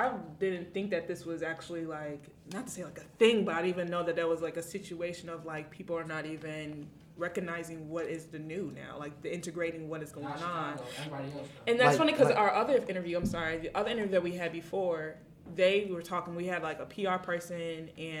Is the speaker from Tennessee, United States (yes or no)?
no; Chicago, Illinois, United States; moved away; also born or lived in Gurnee, Illinois; I was born and raised in Chicago, but then I moved to the burbs, like, all the way by, like, Gurney Mills.